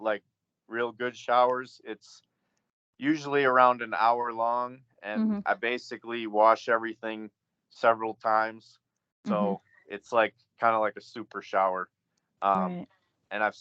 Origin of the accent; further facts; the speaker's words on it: Grand Rapids, Michigan, United States; my background is basically growing up in Michigan. Grand Rapids, Michigan